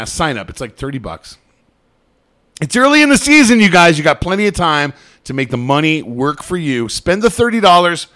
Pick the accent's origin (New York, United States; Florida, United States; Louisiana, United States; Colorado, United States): Colorado, United States; Colorado Springs; I grew up in Colorado Springs.